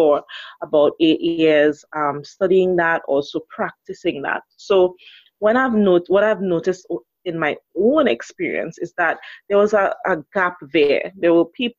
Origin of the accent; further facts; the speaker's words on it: Trinidad & Tobago; I'm from the beautiful Twin Island Republic of Trinidad and Tobago.